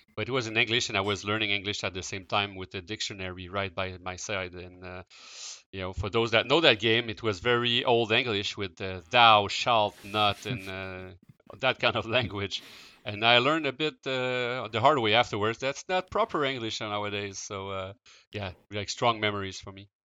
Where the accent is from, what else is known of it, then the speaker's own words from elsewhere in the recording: Quebec City, Quebec, Canada; I grew up in Quebec City, um, so I did not move, uh, at all during my, uh, my youth.